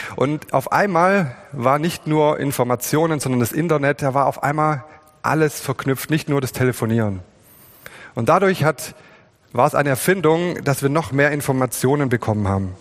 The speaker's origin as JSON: {"language": "German", "region": "Swabia", "country": "Germany", "said": "wir sind Schwaben"}